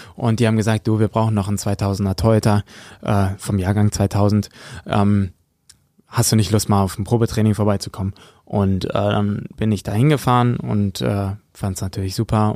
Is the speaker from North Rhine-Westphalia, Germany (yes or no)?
yes; Höxter, North Rhine-Westphalia, Germany; ich komme aus Höxter, aus der Region